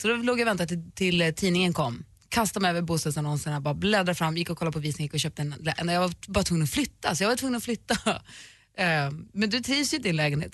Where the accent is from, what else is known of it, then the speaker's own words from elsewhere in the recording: northern Sweden, Sweden; moved away; norröver där jag kommer ifrån. Men här i alla fall, där jag bor.